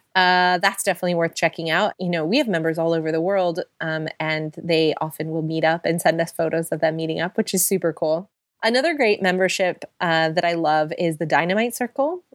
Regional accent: United States; now in London, United Kingdom; We both live in London, we're both American

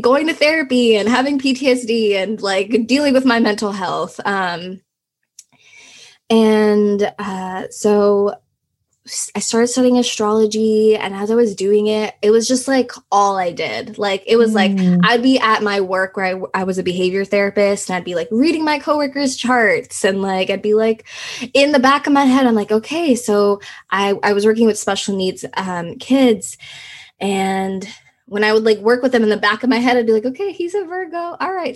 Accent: Houston, Texas, United States; English is a second language; also born or lived in Russia / Nepal / Thailand; I was about like six years old and we moved to Houston and we just stayed there

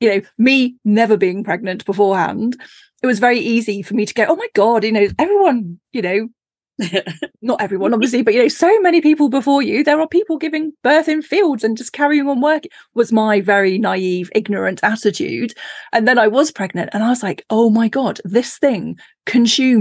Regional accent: Cornwall, South West England, United Kingdom; moved away; I grew up in Cornwall

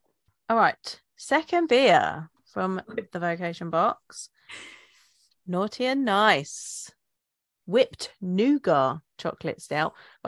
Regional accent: United Kingdom

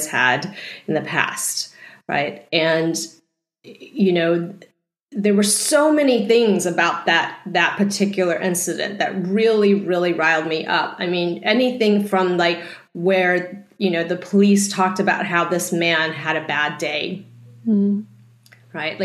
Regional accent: Texas, United States; I grew up in Texas, and being Asian in Texas is not very easy

